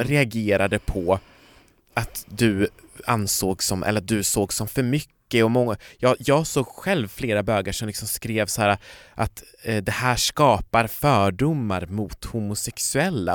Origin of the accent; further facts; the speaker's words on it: Kiruna, Norrbotten County, Sweden; jag kommer från Kiruna